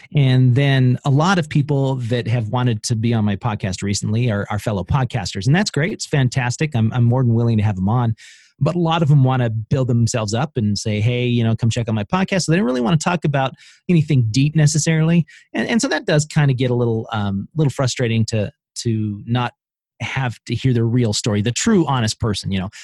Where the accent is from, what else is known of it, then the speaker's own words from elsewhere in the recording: Idaho, United States; I'm from Idaho